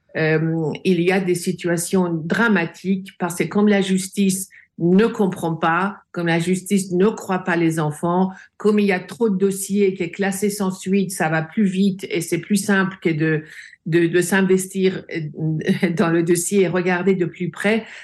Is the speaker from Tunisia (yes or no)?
no; France; j'ai grandi en France. La France est mon second pays.